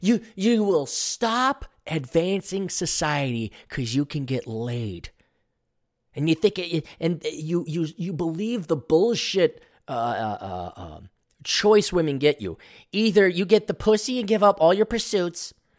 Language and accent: English; Hawaii, United States; Because I was born and raised in Hawaii.